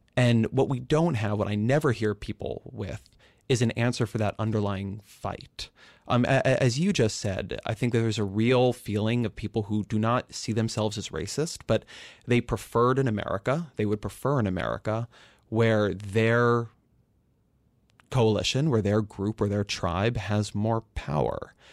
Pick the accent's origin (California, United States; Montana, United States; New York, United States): California, United States; I grew up in California